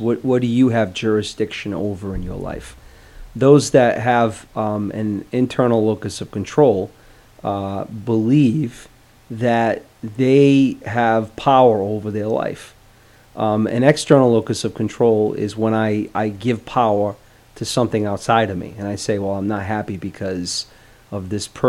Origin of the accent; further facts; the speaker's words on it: Providence, Rhode Island, United States; I'm from Providence.